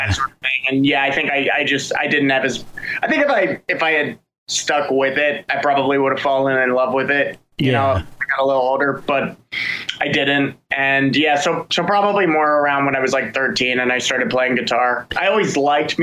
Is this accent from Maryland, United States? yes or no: yes; Frederick, Maryland, United States; now in Baltimore, United States; I grew up in Frederick